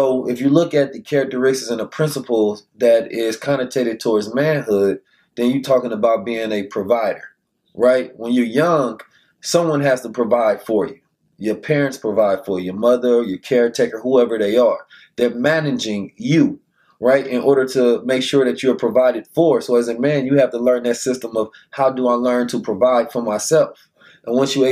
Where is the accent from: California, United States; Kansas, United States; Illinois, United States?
California, United States; Oakland; Growing up in Oakland, California